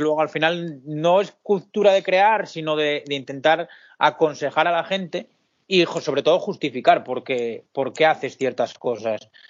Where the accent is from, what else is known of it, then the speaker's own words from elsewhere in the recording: Pola de Siero, Asturias, Spain; yo soy un chico de Asturias, de Pola de Siero, un pequeño pueblo de aquí de Asturias de unos 12.000 habitantes.